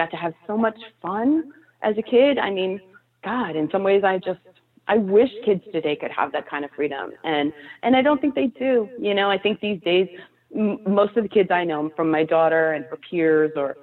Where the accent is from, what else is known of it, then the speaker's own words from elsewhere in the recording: New York City, New York, United States; I was raised there. I was born in the village